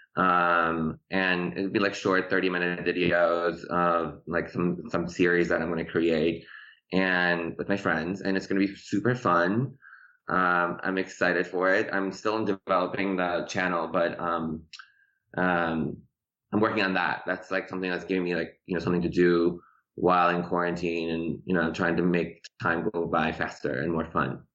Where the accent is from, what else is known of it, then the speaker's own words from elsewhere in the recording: Chicago, Illinois, United States; English is a second language; moved away as an adult; also born or lived in Tehran, Iran; now in Los Angeles, United States; I grew up in Chicago in the suburbs of Chicago, and then um, I moved to LA.